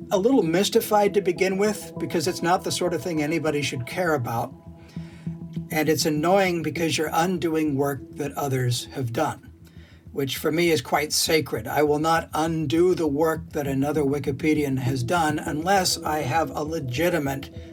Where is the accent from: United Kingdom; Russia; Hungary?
United Kingdom; Scotland; Because I'm Scottish and I would like to punch.